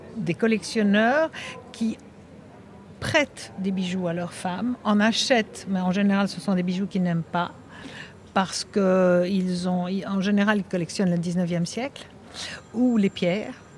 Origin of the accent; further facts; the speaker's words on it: Belgium; now in Monaco; je suis belge